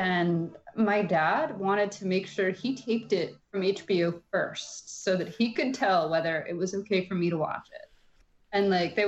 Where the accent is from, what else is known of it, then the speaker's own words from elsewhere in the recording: Midwest, United States; and I grew up in the Midwest where it was hot as hell in the summer.